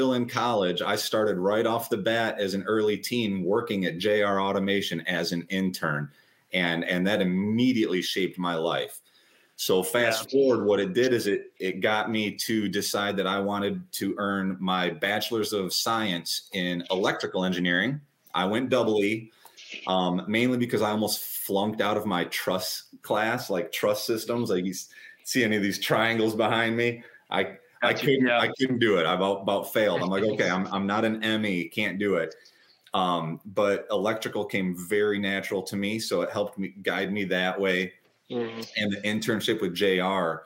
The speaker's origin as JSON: {"language": "English", "region": "Michigan", "country": "United States", "tie": "born or raised there", "moved": "as an adult", "lives_now": "Florida, United States", "said": "But I was born and raised in Michigan"}